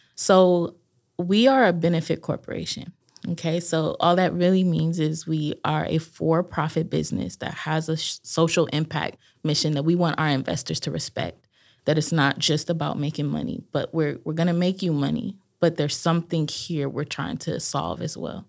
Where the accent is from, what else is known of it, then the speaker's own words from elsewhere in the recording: Los Angeles, California, United States; now in Durham, United States; I originally was born and raised in Los Angeles, California